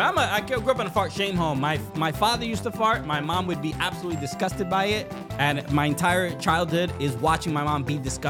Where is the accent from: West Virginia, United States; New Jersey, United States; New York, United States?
New York, United States; New York City; I'm from Brooklyn